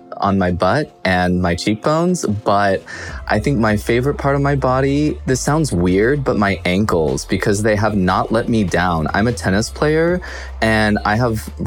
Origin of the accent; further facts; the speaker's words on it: Boise, Idaho, United States; moved away as an adult; now in Los Angeles, United States; I grew up in Idaho, in Boise, Idaho, the big city